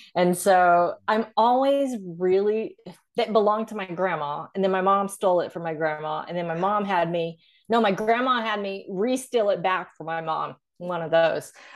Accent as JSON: {"language": "English", "region": "Arkansas", "country": "United States", "moved": "yes", "said": "I went to college in Arkansas, where I'm from"}